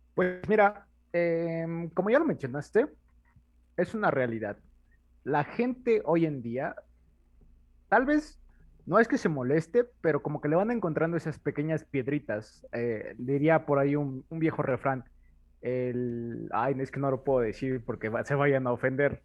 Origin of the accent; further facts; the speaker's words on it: Mexico; somos mexicanos.